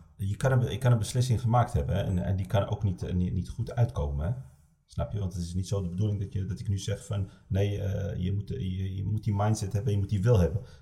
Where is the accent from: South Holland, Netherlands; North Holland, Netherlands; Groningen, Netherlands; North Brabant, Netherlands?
North Holland, Netherlands; Amsterdam; ik kom uit Amsterdam